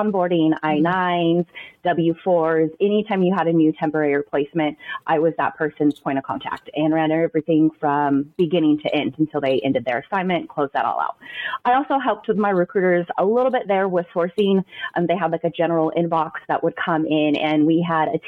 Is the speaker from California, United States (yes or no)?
yes; Southern California, United States; moved away as an adult; also born or lived in Frisco, Texas; now in Texas, United States; I am born and raised in Southern California, lived there for like 25 years of my life, and we packed up and moved to Texas